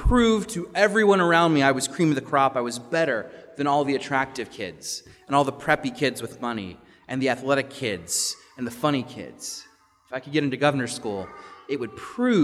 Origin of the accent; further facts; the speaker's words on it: Richmond, Virginia, United States; The governor's school where I grew up in Virginia, in Richmond